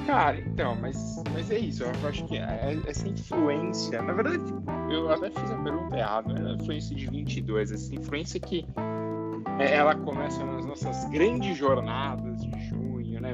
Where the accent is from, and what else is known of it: Brazil; now in United States